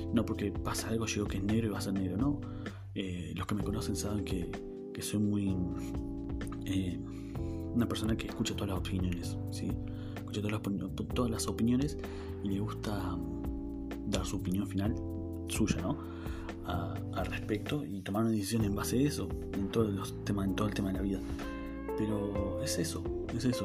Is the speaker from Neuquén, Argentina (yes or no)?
yes; Neuquén, Argentina; soy de la ciudad de Neuquén Capital, al sur del país de Argentina. Eh, tengo 25 años, como les dije, nací acá en Neuquén, criado